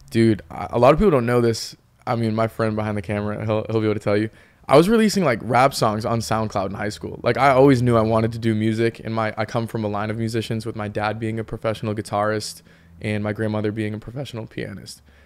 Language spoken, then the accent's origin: English; Peabody, Massachusetts, United States; moved away as an adult; now in Los Angeles, United States; I'm obviously from the North Shore, you know, Peabody, Massachusetts